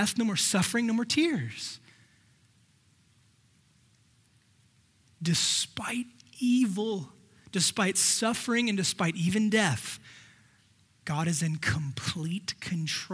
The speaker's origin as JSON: {"language": "English", "area": "the Valley", "region": "California", "country": "United States", "tie": "born or raised there", "also_born_or_lived": "San Diego, United States", "said": "we grew up here in the Valley"}